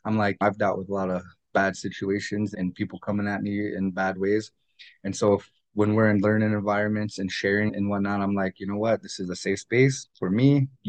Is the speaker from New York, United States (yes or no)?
no; Lower Brule, South Dakota, United States; also born or lived in Bismarck; but I grew up in many different places. Lower Brew is my hometown. I was actually born in North Dakota in Bismarck.